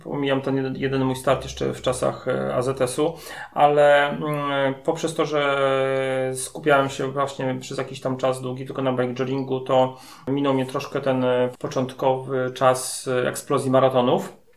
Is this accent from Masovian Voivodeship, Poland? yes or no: yes; Masovian Voivodeship, Poland; u nas na Mazowszu